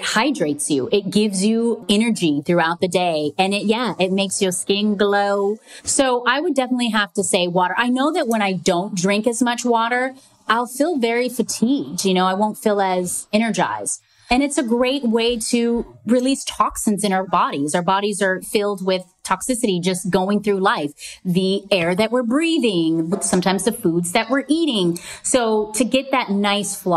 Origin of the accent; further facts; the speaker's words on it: Hawaii, United States; I grew up in Hawaii